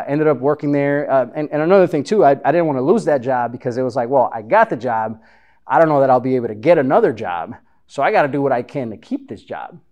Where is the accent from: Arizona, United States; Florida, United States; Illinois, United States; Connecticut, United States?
Illinois, United States; Chicago; moved away as an adult; also born or lived in Honduras; now in Texas, United States; growing up in Chicago, there's a barbershop pretty much on every corner, at least where I lived